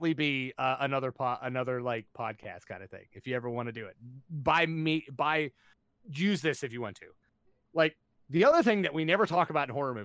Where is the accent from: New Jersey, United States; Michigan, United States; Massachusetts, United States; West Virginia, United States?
West Virginia, United States; I'm from West Virginia